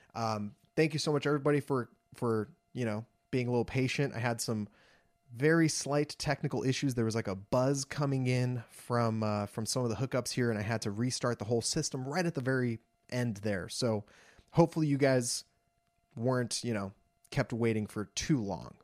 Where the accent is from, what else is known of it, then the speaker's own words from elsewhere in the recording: Los Angeles, California, United States; I'm from Los Angeles